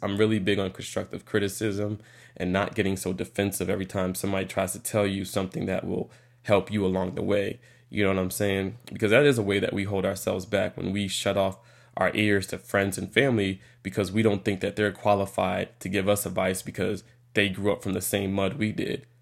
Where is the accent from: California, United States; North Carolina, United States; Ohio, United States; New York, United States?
New York, United States; moved away; originally from New York